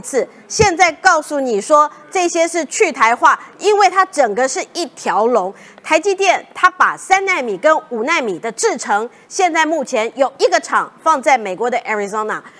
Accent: Taiwan; 我们台湾人竟然不高兴

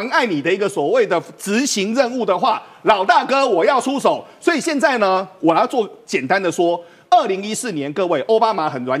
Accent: Taiwan; 但现在对于中国的经济的状况、农民的一个状况，很多事情对我们台湾人来说很难理解的。

